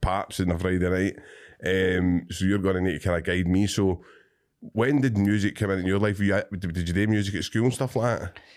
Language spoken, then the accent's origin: English; Cumbernauld, Scotland, United Kingdom